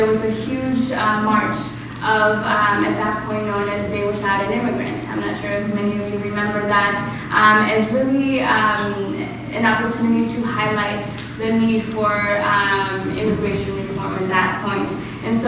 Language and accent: English; Culiacán, Sinaloa, Mexico; also born or lived in St. James, Minnesota; now in Minnesota, United States; I am a proud immigrant of Culiacán, Sinaloa, Mexico